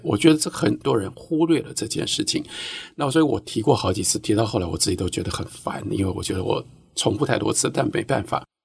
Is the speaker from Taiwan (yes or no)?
yes; Taiwan; also born or lived in United States; 作为一个台湾人，嗯。呃，我们跟日本有 这么多千丝万缕的关系